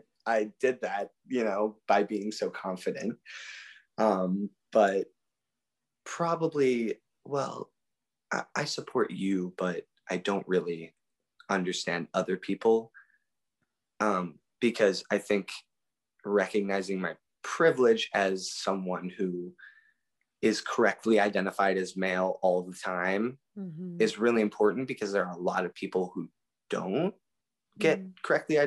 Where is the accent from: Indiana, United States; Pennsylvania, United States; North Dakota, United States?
Pennsylvania, United States; born there; So it was actually quite a hassle because I was born in Pennsylvania.